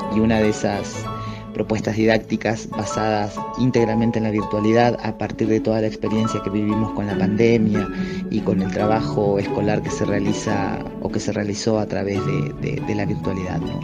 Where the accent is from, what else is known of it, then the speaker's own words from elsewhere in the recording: José de San Martín, Chubut, Argentina; now in Esquel, Argentina; soy de José de San Martín en la provincia de Chubut